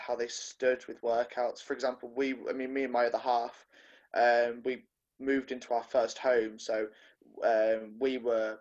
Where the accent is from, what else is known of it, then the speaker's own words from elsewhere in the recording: Coventry, West Midlands, United Kingdom; now in Burbage, United Kingdom; From Coventry, England, but I am now residing from Burbage, Hinckley, Leicestershire.